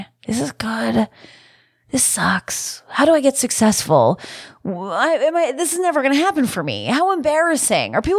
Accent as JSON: {"language": "English", "country": "Canada", "said": "being Canadian"}